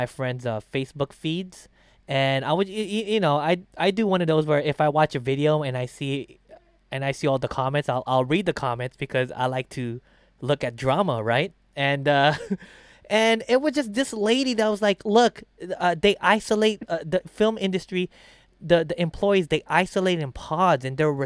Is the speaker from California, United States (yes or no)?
yes; Los Angeles, California, United States; a lifelong Angeleno like myself